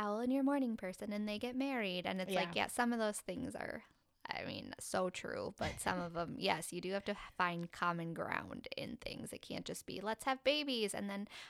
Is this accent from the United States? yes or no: yes; Minnesota, United States; growing up in Minnesota when my family was so spread out throughout the United States